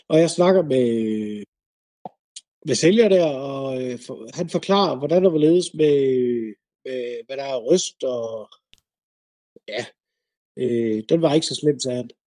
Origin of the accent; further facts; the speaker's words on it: Southern Jutland, Southern Denmark, Denmark; jeg er selv sønderjyde